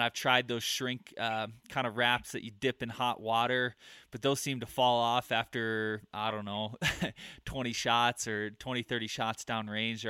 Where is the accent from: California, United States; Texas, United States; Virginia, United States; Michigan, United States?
Michigan, United States; now in Colorado, United States; growing up in Michigan and living in the Midwest, I had 5 archery shops within probably 30 to 45 minutes of my house. I move out to Colorado and I'm up in the mountains.